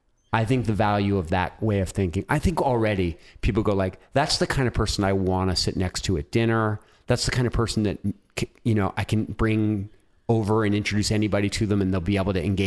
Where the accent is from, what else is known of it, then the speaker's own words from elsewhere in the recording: Philadelphia, Pennsylvania, United States; I'm a Philly guy.